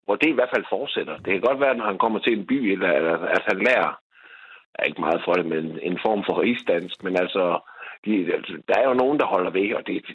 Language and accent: Danish; Løsning, Southern Denmark, Denmark; accent: Jutlandic; now in Vejle, Denmark; min hjemby, som så hedder Løsning